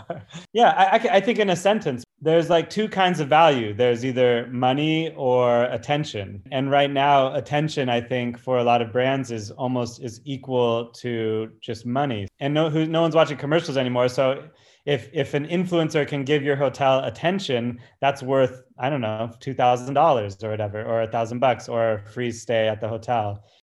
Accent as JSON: {"language": "English", "town": "Santa Barbara", "region": "California", "country": "United States", "tie": "born or raised there", "moved": "as an adult", "lives_now": "New York City, United States", "said": "I grew up in Santa Barbara, worked with youth my entire life."}